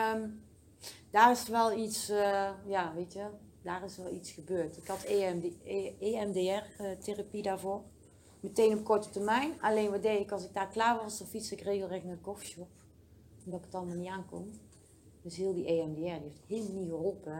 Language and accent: Dutch; Oss, North Brabant, Netherlands; also born or lived in Den Bosch; ik ben in Den Bosch geboren